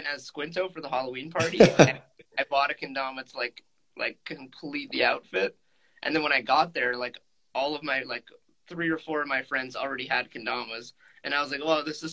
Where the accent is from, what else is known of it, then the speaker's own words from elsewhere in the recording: near Toronto, Ontario, Canada; I'm from a little town near Toronto, Ontario, in Canada